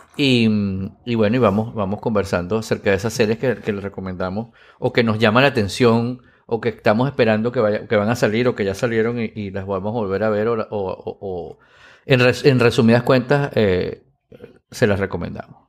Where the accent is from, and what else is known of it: Venezuela